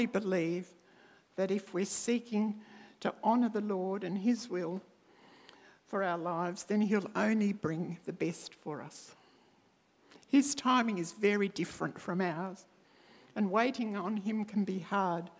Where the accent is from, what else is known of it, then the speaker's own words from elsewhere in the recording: country Victoria, Australia; now in Adelaide, Australia; I was free to leave my life here in Adelaide and return to my hometown in country Victoria